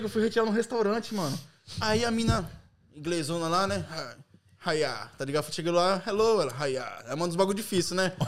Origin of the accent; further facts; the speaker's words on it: Brazil; now in London, United Kingdom; sou do Brasil